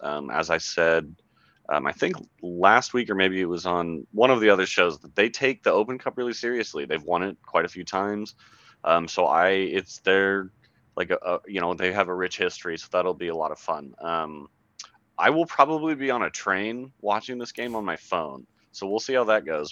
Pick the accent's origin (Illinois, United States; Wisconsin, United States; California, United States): California, United States; Bay Area; growing up in the Bay Area